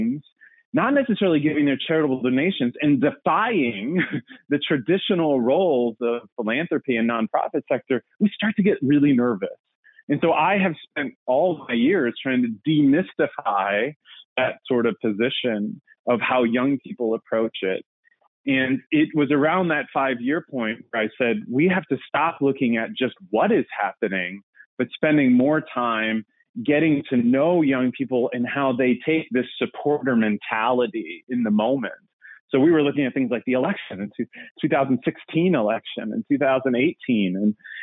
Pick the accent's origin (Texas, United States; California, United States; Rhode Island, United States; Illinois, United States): Illinois, United States; Aviston; moved away as an adult; I grew up in Southern Illinois, about an hour and a half southeast of St. Louis, town of 1,000. And in fact, actually, Aviston, Illinois is where it is